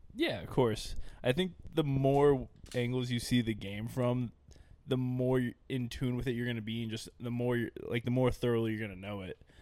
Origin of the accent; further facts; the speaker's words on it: Dover, New Hampshire, United States; I'm from Dover, New Hampshire